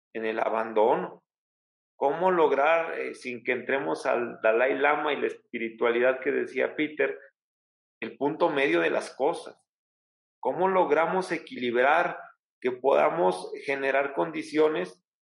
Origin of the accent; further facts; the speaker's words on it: Alzayanca, Tlaxcala, Mexico; mi pueblo, que es el municipio de Alzayanca, la capital del estado